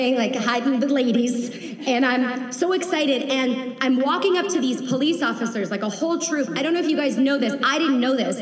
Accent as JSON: {"language": "English", "town": "Atlanta", "region": "Georgia", "country": "United States", "said": "I'm from Atlanta"}